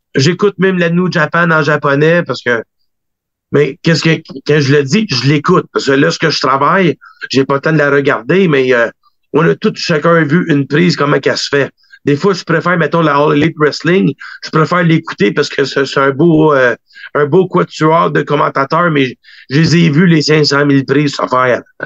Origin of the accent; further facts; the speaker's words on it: Quebec, Canada; en tant que Québécois, on est toujours fiers un des nôtres